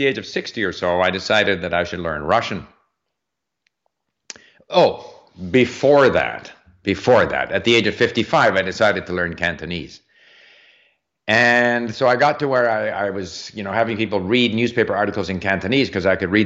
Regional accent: Montreal, Quebec, Canada; also born or lived in France; As a 16, 17-year-old growing up in Montreal

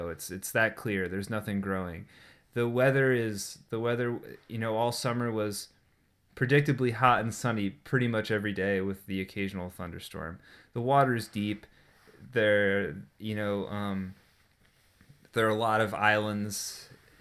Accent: Eastern Connecticut, United States; moved away as an adult; also born or lived in Munich, Germany; I grew up sailing here in Connecticut, specifically like Eastern Connecticut

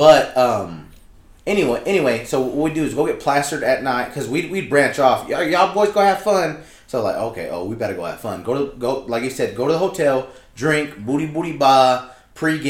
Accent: Texas, United States; us being from Texas

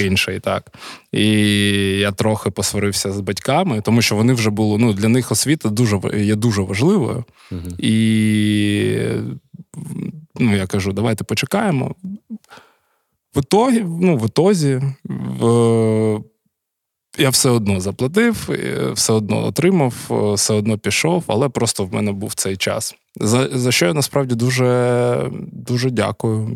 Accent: Kharkiv, Kharkiv Oblast, Ukraine; я народився у місті Харкові.

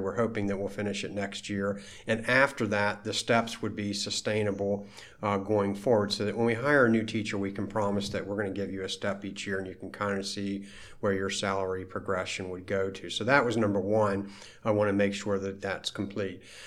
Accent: Frederick, Maryland, United States; also born or lived in Walkersville, Maryland; I was born and raised right here in Frederick County, actually in Frederick City.

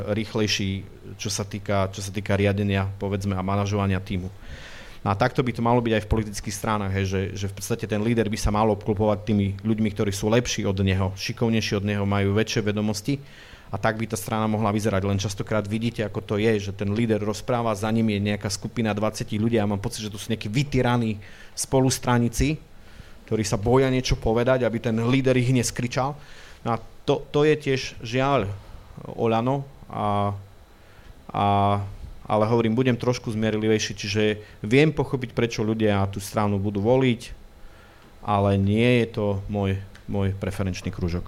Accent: Prešov, Prešov Region, Slovakia; ja doma v Prešove sa vždy dobre cítim

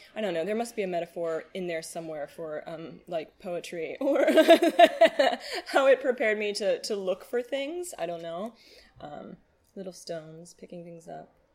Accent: United States; I grew up in Hamilton County

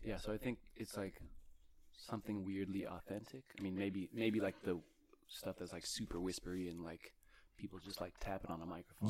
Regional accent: Bay Area, California, United States; I'm from the Bay Area

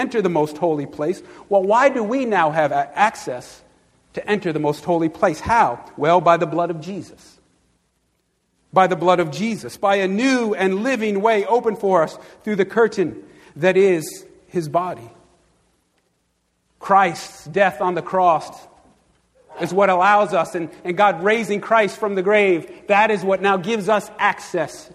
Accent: Long Island, New York, United States; I grew up on Long Island

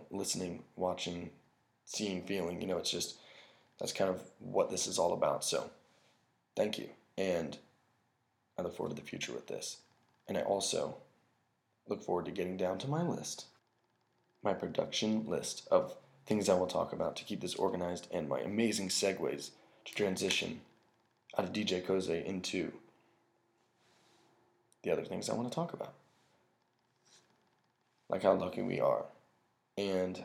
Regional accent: United States; we're so American

